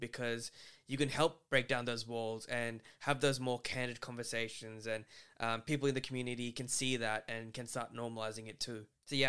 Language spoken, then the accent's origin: English; Australia; growing up in Australia.